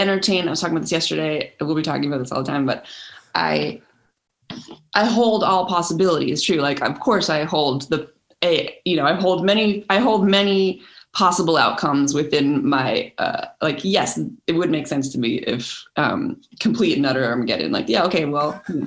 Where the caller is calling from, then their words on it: Los Angeles, California, United States; I'm joining you from Los Angeles, California.